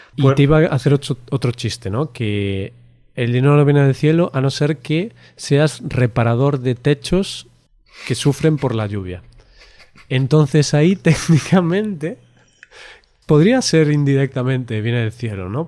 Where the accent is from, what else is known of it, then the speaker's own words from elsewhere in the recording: Galicia, Spain; como gallego, porque en Galicia somos todo lo contrario